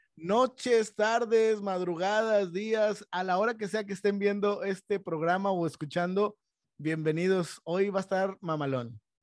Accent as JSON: {"language": "Spanish", "town": "Monterrey", "region": "Nuevo León", "country": "Mexico", "tie": "born or raised there", "said": "en un ámbito en donde crecimos, aquí en Monterrey"}